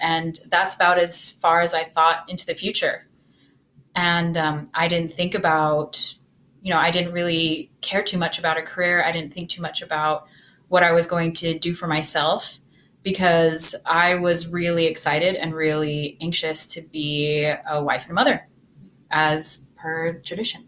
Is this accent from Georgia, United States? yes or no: no; Utah, United States; I grew up in Utah